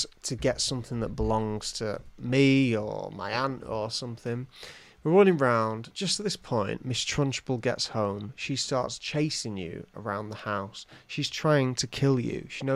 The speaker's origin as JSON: {"language": "English", "region": "England", "country": "United Kingdom", "said": "I'm from England"}